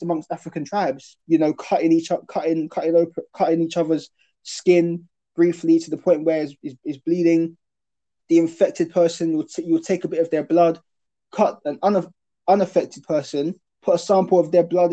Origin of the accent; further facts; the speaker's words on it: South Essex, East of England, United Kingdom; when I was growing up in South Essex